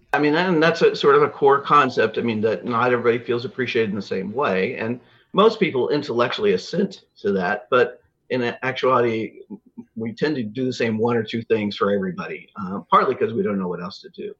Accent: Lawrence, Kansas, United States; moved away as an adult; also born or lived in Chicago / Phoenix / Atlanta; now in Wichita, United States; I grew up in Lawrence, outside Kansas City

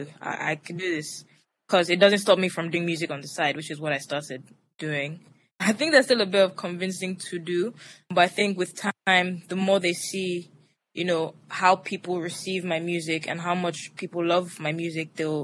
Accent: Lagos, Nigeria; also born or lived in Atlanta; I grew up in Lagos, Nigeria. I went to school here, primary through secondary education

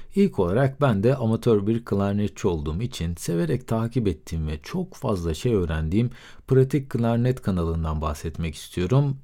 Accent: Aegean Region, Turkey; Bir Egeli olarak

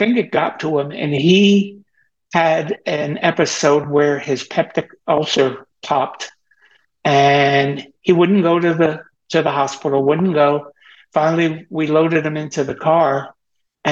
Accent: Teaneck, New Jersey, United States; I was born in Teaneck, New Jersey on August 26, 1947, which makes me 75 years old

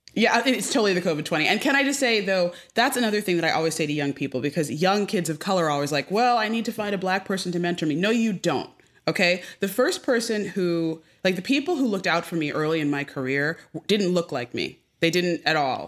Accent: Westport, Connecticut, United States; now in Los Angeles, United States; I grew up in Westport, Connecticut

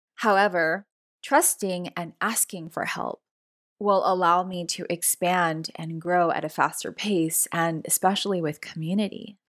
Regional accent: Los Angeles, California, United States; first generation Latina, born and raised in Los Angeles, California

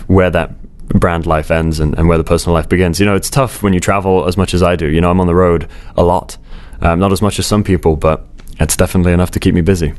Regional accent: Bournemouth, South West England, United Kingdom; I grew up in Bournemouth on the south coast of England

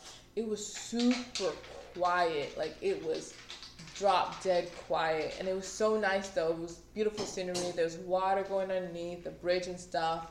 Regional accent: Florida, United States; we're from Florida

